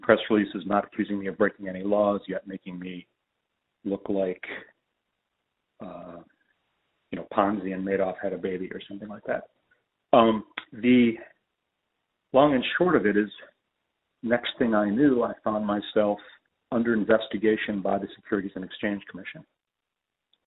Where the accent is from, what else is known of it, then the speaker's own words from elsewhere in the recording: Chicago, Illinois, United States; I'm from Chicago.